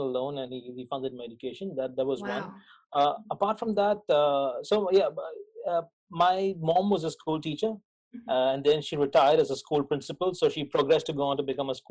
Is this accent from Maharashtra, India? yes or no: yes; Mumbai, Maharashtra, India; moved away as an adult; also born or lived in Bournemouth; I was born in Mumbai. So it used to be called Bombay, now it's Mumbai in India, and grew up in a fairly low middle class, low middle class household